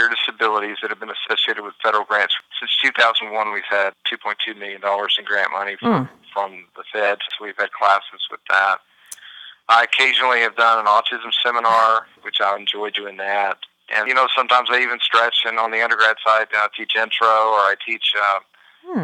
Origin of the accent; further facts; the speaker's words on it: Hattiesburg, Mississippi, United States; moved away as an adult; also born or lived in Memphis, Tennessee / Florida; did my undergrad at Southern Miss, and loved those folks down in Hattiesburg, and that was my hometown